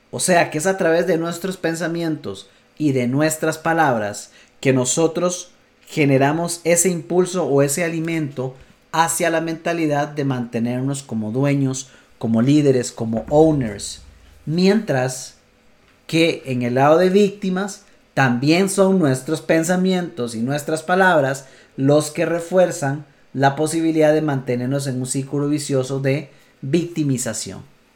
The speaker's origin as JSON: {"language": "Spanish", "country": "Costa Rica", "said": "Costa Rica, en mi país"}